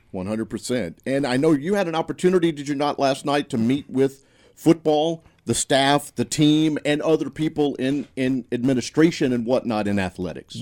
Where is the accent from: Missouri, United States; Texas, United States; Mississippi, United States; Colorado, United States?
Mississippi, United States; Senatobia; growing up in Tate County, right, moving a little bit and around North Mississippi for the most part.